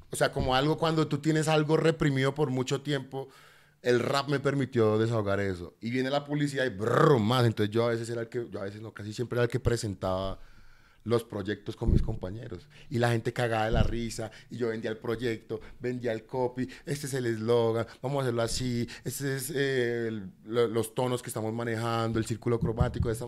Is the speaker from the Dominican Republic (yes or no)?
no; Cartagena, Bolívar, Colombia; born there; also born or lived in Buenos Aires / Bogotá; Yo, yo nací en Cartagena. A los tres años de Cartagena me fui para Buenos Aires, porque mi mamá se especializó en pediatría en Buenos Aires.